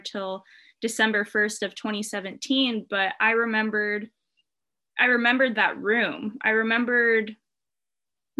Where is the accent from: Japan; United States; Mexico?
United States; Irvine, California; I grew up in Irvine, California